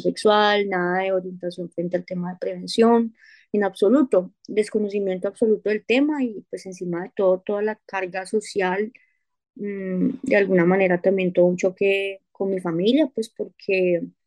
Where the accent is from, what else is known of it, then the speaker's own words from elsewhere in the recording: Colombia; moved away as an adult; now in United States; soy colombiana y actualmente resido en Estados Unidos. Oh, emigré a este país hace tres años